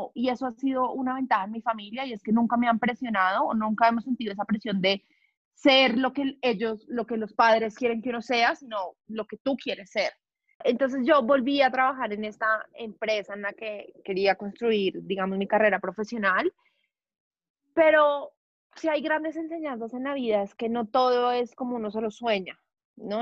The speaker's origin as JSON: {"language": "Spanish", "region": "Bogotá", "country": "Colombia", "tie": "born or raised there", "said": "Nací en Bogotá, soy de familia paisa, pero pues yo soy bogotana."}